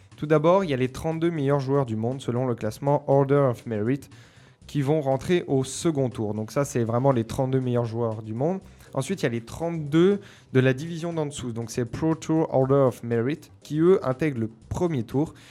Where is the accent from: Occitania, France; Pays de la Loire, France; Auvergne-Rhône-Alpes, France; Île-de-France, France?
Auvergne-Rhône-Alpes, France; Mont Jura; je suis un enfant du Jura, enfin du Mont Jura